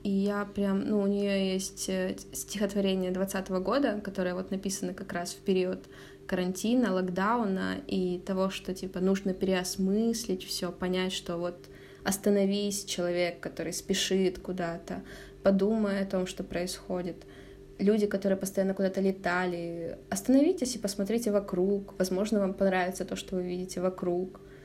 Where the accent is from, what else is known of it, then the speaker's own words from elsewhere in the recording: Zaporizhzhia, Zaporizhzhia Oblast, Ukraine; moved away; Я же из Запорожья